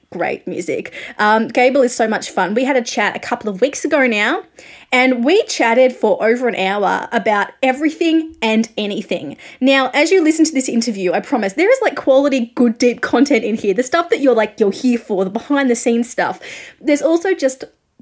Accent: Australia; I am an Australian music journalist

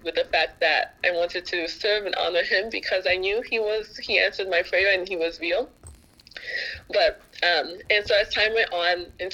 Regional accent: United States; I was born and raised in America, but I have two older brothers and two older sisters that were born in Haiti

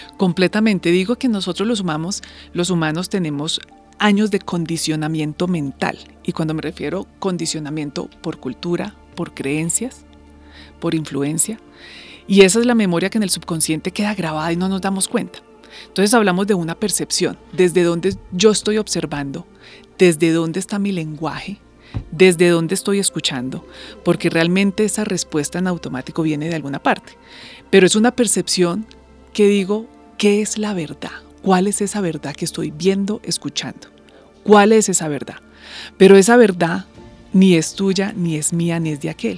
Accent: Colombia

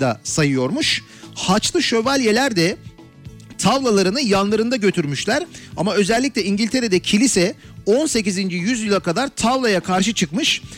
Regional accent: Istanbul, Turkey

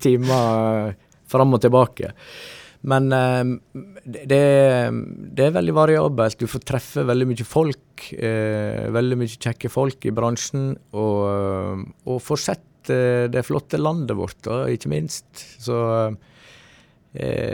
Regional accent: Stryn, Vestland, Norway; also born or lived in Oslo / Elverum / Sogndal / Iceland; da flytta jeg hjem igjen til Stryn

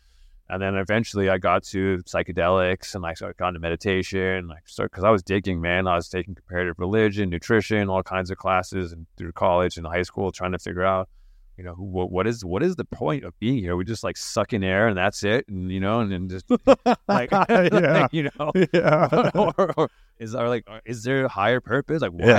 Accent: England, United Kingdom; just ginger kid, you know, like that's growing up in England

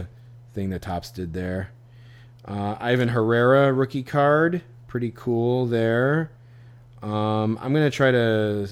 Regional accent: Flowery Branch, Georgia, United States; I'm from Flowery Branch.

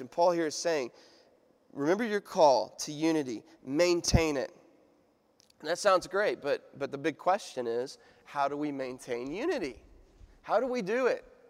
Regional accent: United States; I'm an American

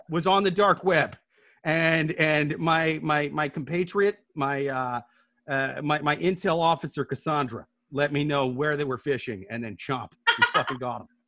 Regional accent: Midwest, United States; I'm from the Midwest

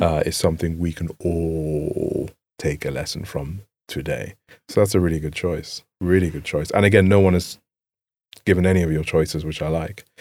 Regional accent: England, United Kingdom; growing up in England

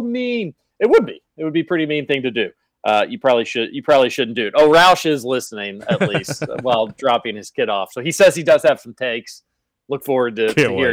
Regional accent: Northfield, Kentucky, United States; I was born in Northfield over there on the other side of Brownsboro. I only lived there for a few years

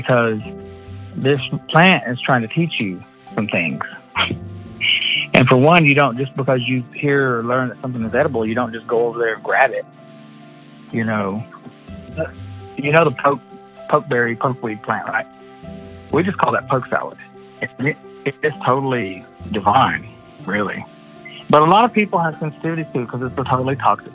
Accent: Cherokee, North Carolina, United States; being an Indian here in Cherokee, because that's how I was raised by my grandma and my mom

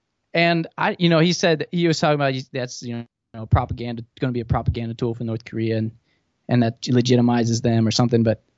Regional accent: Thailand; I grew up in Thailand, and a huge phrase there that's just ingrained in the culture is laksa

